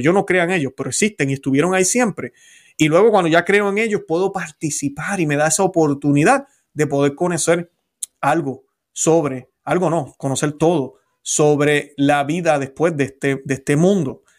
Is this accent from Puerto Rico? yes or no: yes; Puerto Rico; Yo no dejé de ser puertorriqueño